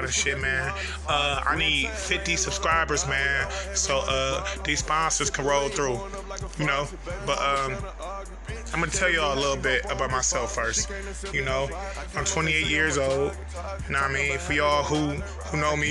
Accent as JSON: {"language": "English", "country": "United States", "tie": "born or raised there", "said": "I grew up on Detroit Avenue"}